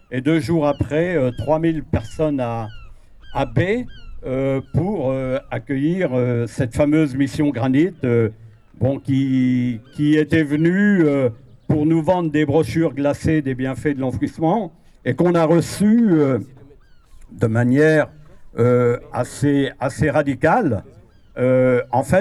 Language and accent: French; Pays de la Loire, France; je viens avec beaucoup d'amis de la Mayenne. la Mayenne où l'on s'est opposé à un site d'enfouissement de déchets nucléaires dans un massif granitique en 2000.